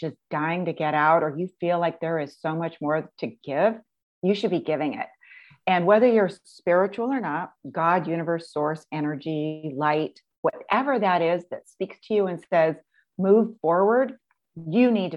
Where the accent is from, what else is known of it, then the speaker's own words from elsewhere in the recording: Pacific Northwest, United States; born and raised in the Pacific Northwest